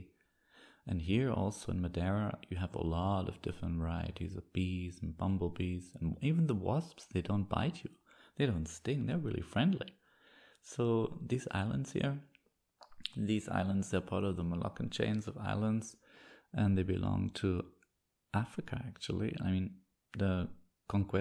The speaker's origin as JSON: {"language": "English", "region": "East Germany", "country": "Germany", "tie": "born or raised there", "moved": "yes", "said": "I grew up in East Germany"}